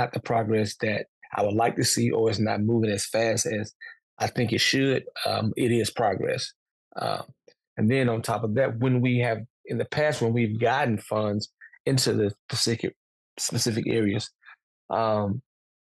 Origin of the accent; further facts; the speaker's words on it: Mosses, Alabama, United States; also born or lived in Montgomery, Alabama; I was born and raised in Lyons County, a small community called Mosses